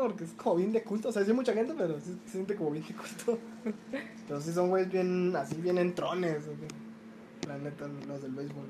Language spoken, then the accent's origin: Spanish; Mexicali, Baja California, Mexico; moved away as an adult; now in Guadalajara, Mexico; yo soy de Mexicali